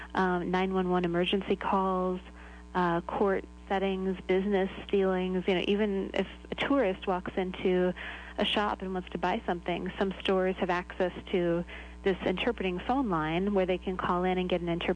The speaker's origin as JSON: {"language": "English", "region": "Illinois", "country": "United States", "tie": "born or raised there", "also_born_or_lived": "Ecuador", "moved": "yes", "lives_now": "Nashua, United States", "said": "I was born in Illinois, and I was interested in languages from a pretty young age."}